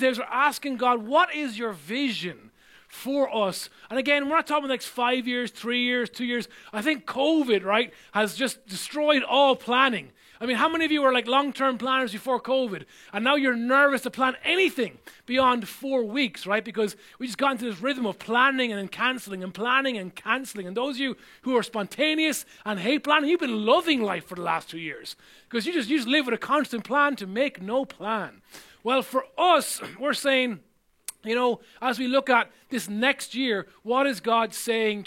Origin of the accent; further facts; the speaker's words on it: Ireland; growing up in Ireland